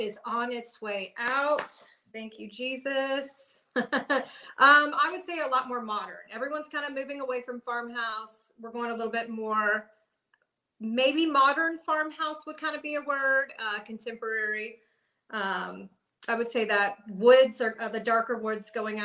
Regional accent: Cumming, Georgia, United States; I'm from Cumming

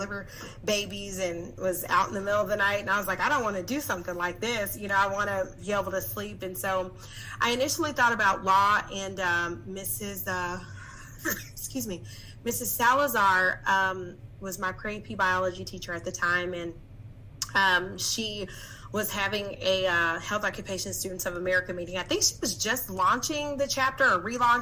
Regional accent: Cedar Hill, Texas, United States; now in New Braunfels, United States; it was great growing up in Cedar Hill

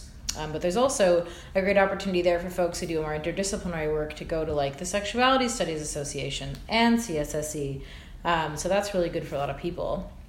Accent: Canada; as a Canadian

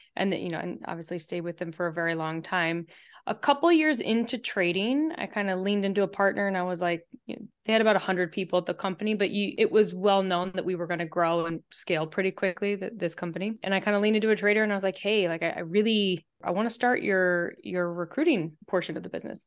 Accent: St. Louis, Missouri, United States; moved away as an adult; also born or lived in Chapel Hill, North Carolina; now in Chicago, United States; I grew up in Saint Louis.

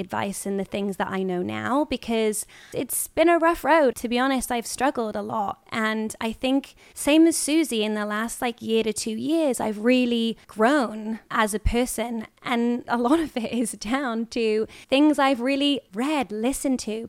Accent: United Kingdom; moved away as an adult; now in Los Angeles, United States; I'm British

